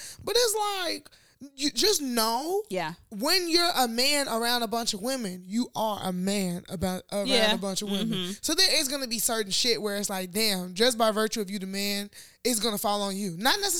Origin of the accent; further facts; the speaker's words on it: Nigeria; now in United States; as Nigerian, I don't even think about shit like this.